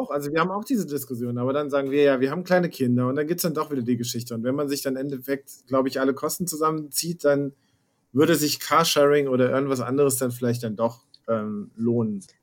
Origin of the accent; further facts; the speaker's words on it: Hesse, Germany; moved away as an adult; now in Berlin, Germany; allerdings komme ich aus ursprünglich aus Nordhessen